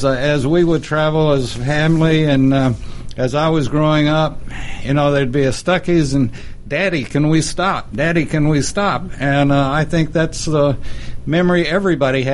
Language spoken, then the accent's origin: English; Texas, United States; I grew up in Texas, and we say pecan.